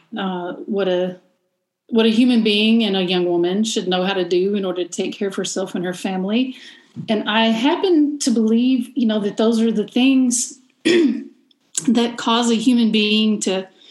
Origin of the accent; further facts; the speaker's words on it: Eastern Kentucky, United States; I'm from Eastern Kentucky